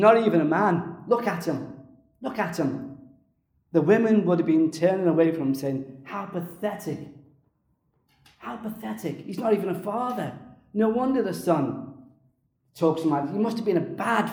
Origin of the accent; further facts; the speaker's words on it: Liverpool, North West England, United Kingdom; I was brought up in Liverpool